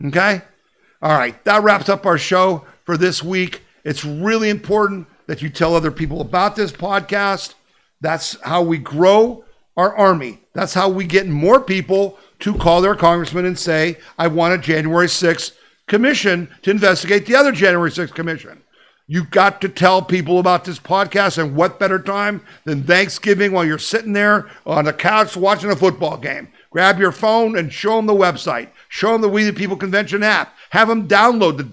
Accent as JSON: {"language": "English", "town": "Erie", "region": "Pennsylvania", "country": "United States", "tie": "born or raised there", "said": "I grew up in Erie, Pennsylvania"}